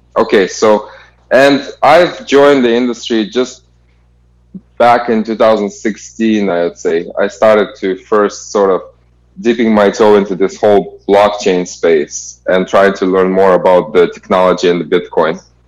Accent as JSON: {"language": "English", "country": "Kazakhstan", "moved": "as an adult", "said": "originally I'm from Kazakhstan"}